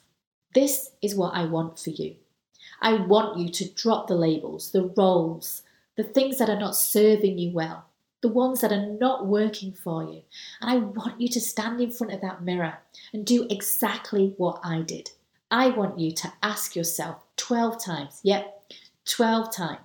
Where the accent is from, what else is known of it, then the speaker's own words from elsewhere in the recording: United Kingdom; I'm British